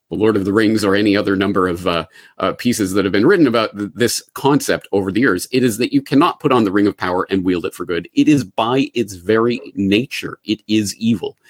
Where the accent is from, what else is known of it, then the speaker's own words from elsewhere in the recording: Calgary, Alberta, Canada; moved away as an adult; also born or lived in Ireland; now in Japan; I am a Calgarian born and raised